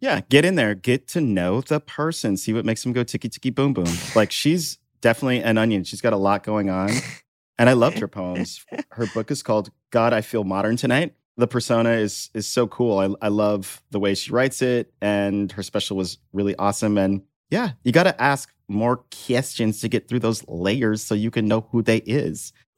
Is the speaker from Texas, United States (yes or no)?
yes; Houston, Texas, United States; moved away; my home state